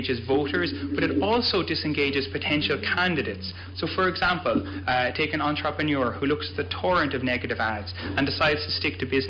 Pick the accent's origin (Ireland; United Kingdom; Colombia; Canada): Ireland; moved away as an adult; also born or lived in United States; now in Orono, United States; I was born in the United States, grew up in Ireland, and at the moment I'm studying at the University of Maine in Orono.